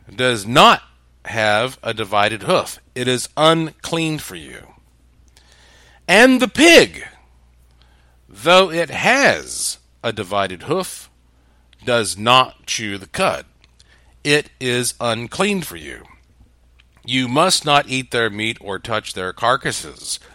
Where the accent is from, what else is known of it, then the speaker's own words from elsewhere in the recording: the Bible Belt, the South, United States; I was raised up in the Bible Belt as a Southern Baptist